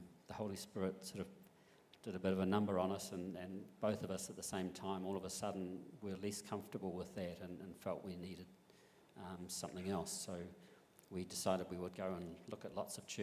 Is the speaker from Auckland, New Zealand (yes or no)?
no; Picton, Marlborough, New Zealand; moved away as an adult; now in Christchurch, New Zealand; I grew up in Picton, alongside your mum